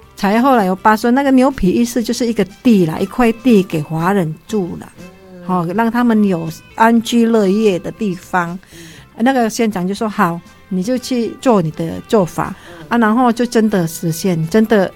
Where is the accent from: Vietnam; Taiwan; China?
Vietnam; 我们越南人